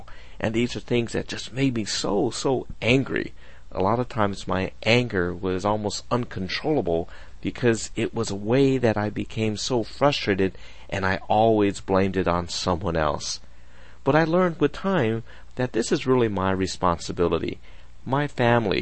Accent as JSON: {"language": "English", "country": "United States", "said": "I'm Japanese American, and we were always taught to remove our shoes when we walk in the house"}